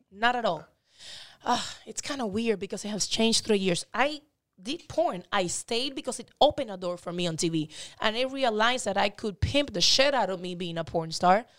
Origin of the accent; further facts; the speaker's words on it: Miami, Florida, United States; also born or lived in Cuba / Dominican Republic; I'm from Miami. I was born in Cuba, and I was, um, I went to Dominican Republic then and moved to Miami when I was, I got out of Cuba when I was ten